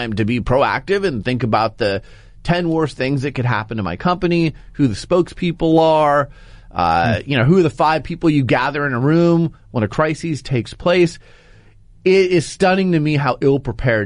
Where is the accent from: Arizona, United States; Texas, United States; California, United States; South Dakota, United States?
Arizona, United States; Phoenix; moved away; also born or lived in Portland, Oregon; Phoenix is my hometown, so it was fun to be in my hometown for a day.